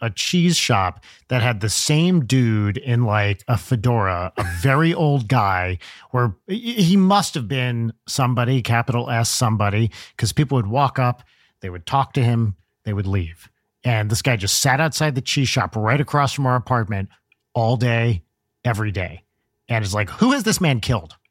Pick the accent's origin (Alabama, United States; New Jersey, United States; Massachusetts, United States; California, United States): New Jersey, United States; I grew up in Jersey